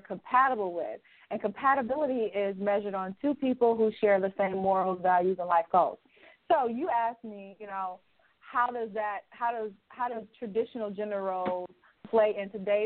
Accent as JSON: {"language": "English", "region": "Alabama", "country": "United States", "tie": "born or raised there", "also_born_or_lived": "Louisiana", "moved": "as an adult", "lives_now": "Chicago, United States", "said": "I'm originally from Alabama, born and raised"}